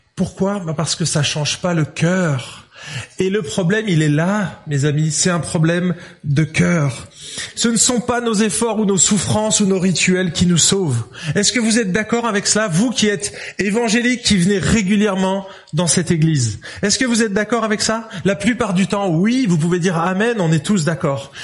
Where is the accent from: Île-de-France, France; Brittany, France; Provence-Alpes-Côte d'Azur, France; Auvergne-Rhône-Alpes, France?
Auvergne-Rhône-Alpes, France; Lyon; je suis lyonnais